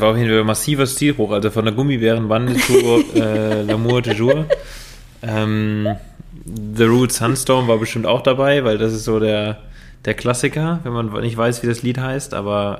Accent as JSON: {"language": "German", "region": "Rhineland", "country": "Germany", "said": "Bei uns im Rheinland"}